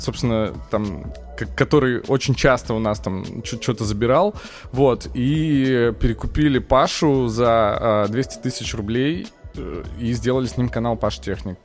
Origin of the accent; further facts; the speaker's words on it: Yekaterinburg, Sverdlovsk Oblast, Russia; moved away as an adult; я из Екатеринбурга и учился в местном университете